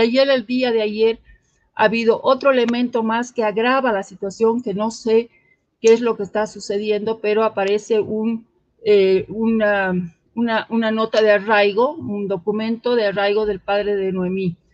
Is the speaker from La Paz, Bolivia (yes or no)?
no; Cochabamba, Bolivia; quienes somos de Cochabamba